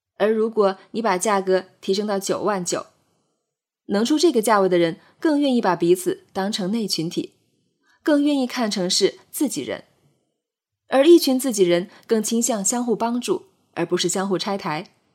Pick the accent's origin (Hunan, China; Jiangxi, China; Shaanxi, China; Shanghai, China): Jiangxi, China; 我会先说自己是江西人